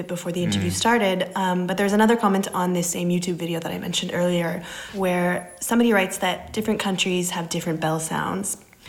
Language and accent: English; Canada; I'm Canadian and the neighborhood that I grew up in didn't have a church really near my house